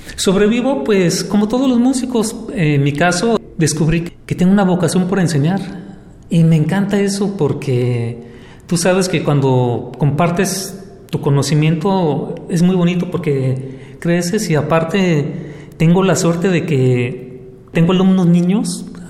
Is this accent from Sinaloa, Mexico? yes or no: no; Guadalajara, Jalisco, Mexico; now in Puerto Vallarta, Mexico; Yo vengo de Guadalajara y he estado aquí por años viviendo.